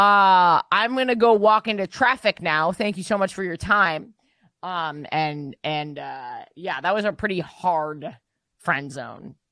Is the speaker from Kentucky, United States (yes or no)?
no; New York, United States; big Chinese immigrant population. Also, we have a lot of Jews, myself included